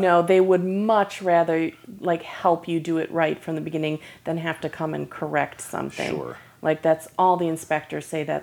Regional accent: Michigan, United States; now in Lake Worth, United States; originally I'm from Michigan

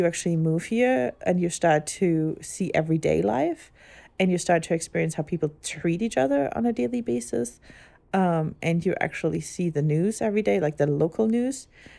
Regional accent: Germany; English is a second language; now in United States; growing up in Germany and ever only ever going to Catholic church, I guess.

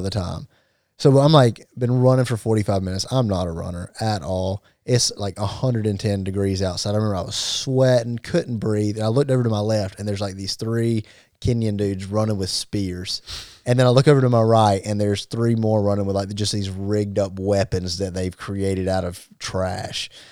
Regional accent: Gaffney, South Carolina, United States; we come from Gaffney

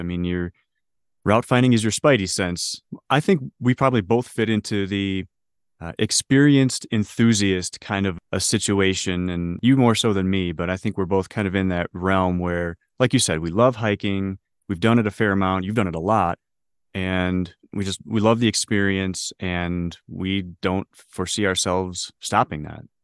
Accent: Detroit, Michigan, United States; moved away as an adult; also born or lived in Ohio / Illinois; now in Denver, United States; born and raised in Detroit, Michigan

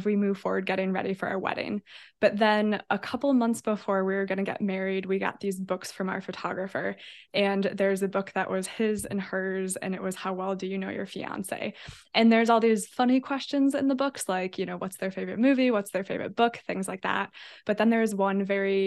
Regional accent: Fond du Lac, Wisconsin, United States; now in Milwaukee, United States; I was born in Fond du Lac, Wisconsin, then moved to Milwaukee for college

